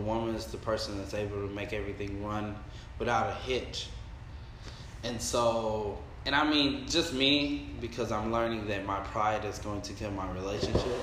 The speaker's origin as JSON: {"language": "English", "region": "Texas", "country": "United States", "said": "I'm from Texas"}